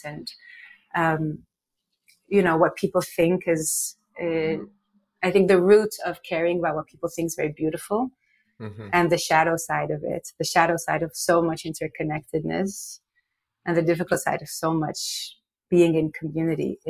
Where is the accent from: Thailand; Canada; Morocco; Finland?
Morocco; moved away as an adult; now in United States; I'm from Morocco. I was raised in Morocco. I lived there my whole life until 17 when I came to the US for college